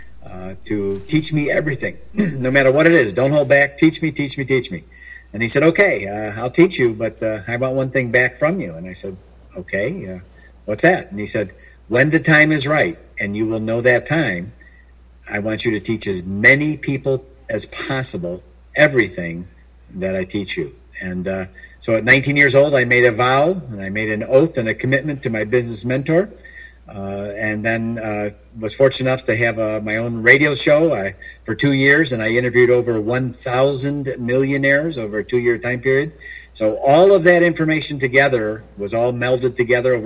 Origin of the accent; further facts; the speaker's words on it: Chicago, Illinois, United States; I was born in Chicago, Illinois area